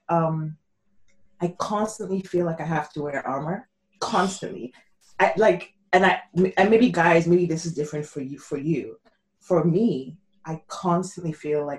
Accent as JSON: {"language": "English", "country": "Nigeria", "tie": "born or raised there", "moved": "yes", "said": "I'm Nigerian as well. My parents still live in Nigeria. So I grew up in a very, you know, my dad was a general in the army"}